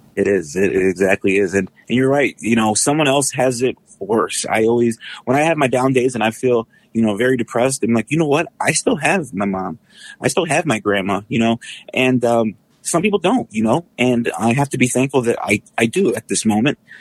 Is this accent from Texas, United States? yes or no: yes; San Antonio, Texas, United States; now in Detroit, United States; I'm originally from San Antonio and, uh, moved here, um, to be closer to my family about twenty years ago